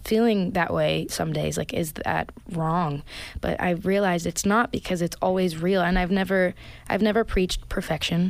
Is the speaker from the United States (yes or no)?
no; Brampton, Ontario, Canada; I grew up in Brampton, Ontario, which is a really multicultural place.